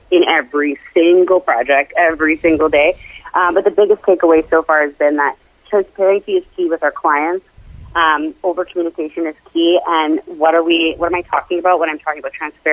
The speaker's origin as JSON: {"language": "English", "town": "Toronto", "region": "Ontario", "country": "Canada", "moved": "yes", "said": "I am originally from Toronto, Canada"}